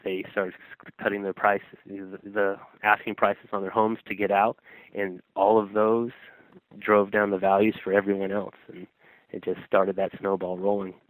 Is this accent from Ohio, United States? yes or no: no; Sacramento, California, United States; the neighborhood that I grew up in in Sacramento